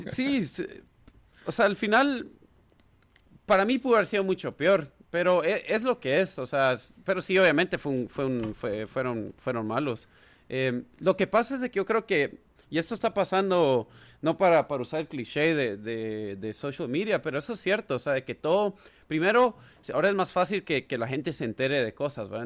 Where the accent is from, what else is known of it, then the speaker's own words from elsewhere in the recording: Guatemala; moved away as an adult; also born or lived in United States; now in Washington DC, United States; nací y crecí en Guatemala